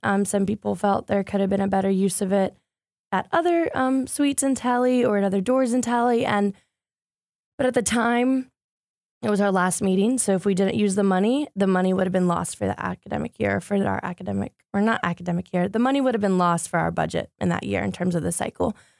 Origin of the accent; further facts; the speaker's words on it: Greenville, North Carolina, United States; now in Raleigh, United States; originally, I'm from Greenville, North Carolina. I lived there since I was seven